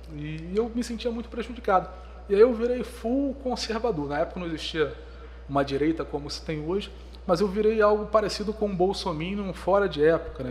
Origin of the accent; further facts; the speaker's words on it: Petrópolis, Rio de Janeiro, Brazil; nasci na região serrana do Rio, nasci em Itaipava, uma grande colônia que é quase uma cidade.